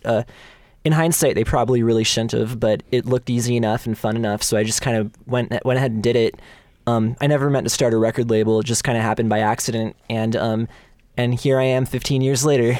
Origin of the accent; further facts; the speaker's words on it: Bay Area, California, United States; I'm born and raised within a hundred miles of here